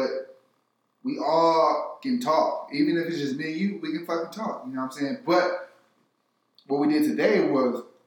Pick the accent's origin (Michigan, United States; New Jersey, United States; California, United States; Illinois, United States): California, United States; I'm from California